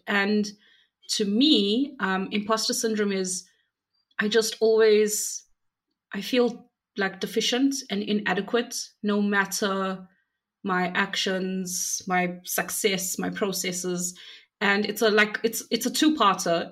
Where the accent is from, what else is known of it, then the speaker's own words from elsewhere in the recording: South Africa; I'm from South Africa